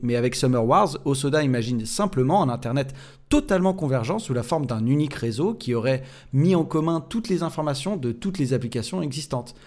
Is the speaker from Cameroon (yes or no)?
no; France; chez nous en France